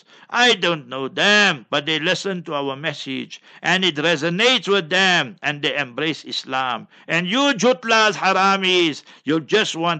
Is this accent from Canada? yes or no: no; Heidelberg, South Africa; Ek is Afrikaner. I was born in Heidelberg